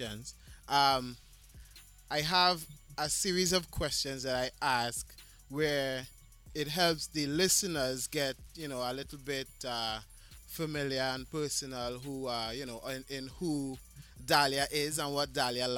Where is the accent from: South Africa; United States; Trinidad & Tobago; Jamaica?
Trinidad & Tobago; I'm from Trinidad. That's my roots.